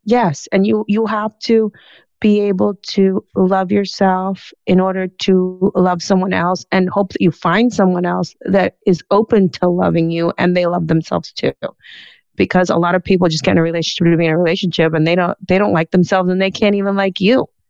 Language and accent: English; Key Biscayne, Florida, United States; I was growing up in Key Biscayne